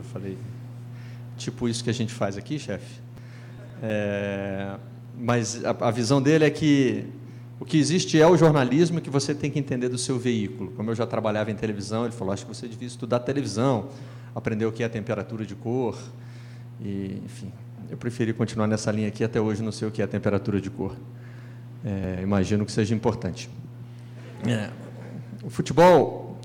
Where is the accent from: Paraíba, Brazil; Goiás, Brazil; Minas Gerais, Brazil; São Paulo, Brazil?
Minas Gerais, Brazil; Juiz de Fora; moved away as an adult; also born or lived in Bicas, Minas Gerais / Rio de Janeiro; eu comecei a faculdade de jornalismo em Juiz de Fora, na minha cidade, cidade dos meus pais. É, eu nasci ali pertinho, em Bicas, nós já nos mudamos para Juiz de Fora.